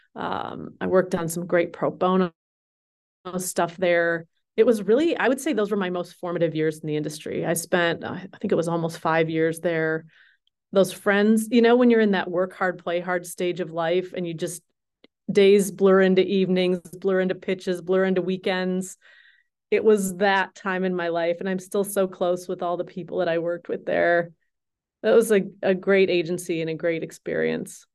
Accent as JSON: {"language": "English", "region": "Minnesota", "country": "United States", "tie": "born or raised there", "also_born_or_lived": "Colorado / Cambridge, England / Missoula, Montana / Seattle", "moved": "as an adult", "said": "I grew up in Minnesota, born and raised through high school"}